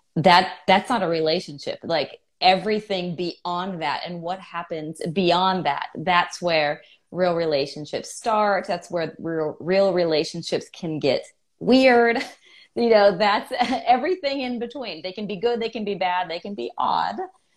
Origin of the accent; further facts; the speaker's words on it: California, United States; now in Atlanta, United States; I live in Atlanta, but I am from California